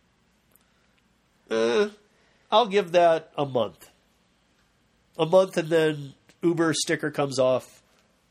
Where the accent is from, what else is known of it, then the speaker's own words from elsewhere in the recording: Michigan, United States; moved away; I'm originally from Michigan